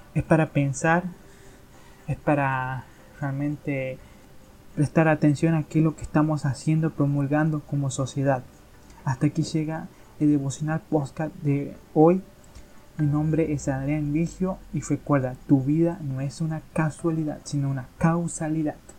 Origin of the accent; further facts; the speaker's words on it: Argentina; aquí en mi país se está dando en Argentina